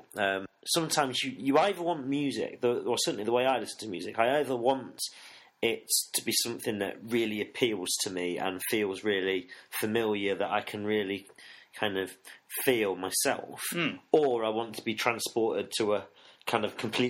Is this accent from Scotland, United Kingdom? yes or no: no; Nottingham, East Midlands, United Kingdom; I grew up in Nottingham